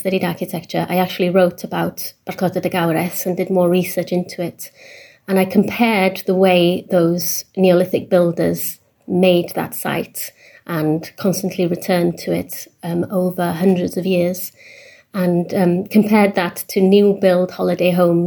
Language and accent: English; Anglesey, Wales, United Kingdom; moved away as an adult; also born or lived in Cambridge / Berlin, Germany; I grew up on Anglesey